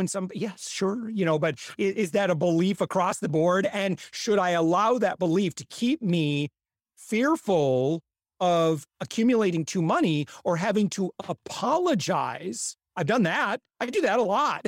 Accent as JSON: {"language": "English", "region": "Midwest", "country": "United States", "said": "I'm from the Midwest"}